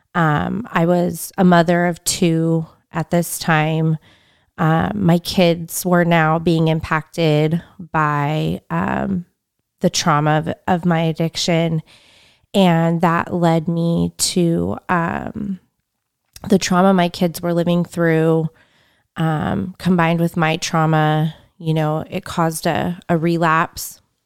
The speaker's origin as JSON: {"language": "English", "town": "Fresno", "region": "California", "country": "United States", "tie": "born or raised there", "said": "I grew up in Fresno"}